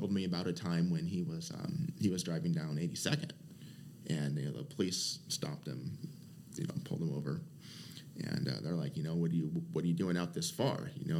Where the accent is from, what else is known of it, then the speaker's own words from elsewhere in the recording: Portland, Oregon, United States; Northeast Portland.